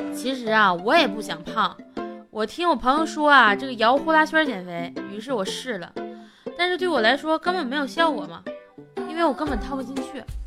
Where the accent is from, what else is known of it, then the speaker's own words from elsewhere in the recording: Northeast China, China; moved away as an adult; 我是东北人嘛，来到这边儿就离家远